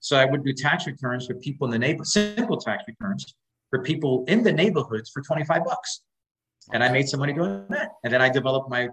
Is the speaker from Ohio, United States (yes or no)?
no; New York City, New York, United States; We were raised in Spanish Harlem, a place called El Barrio in New York City